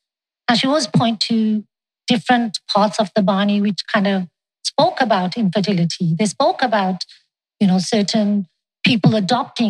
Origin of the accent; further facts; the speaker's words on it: England, United Kingdom; now in Canada; I was born in England. I got married in Canada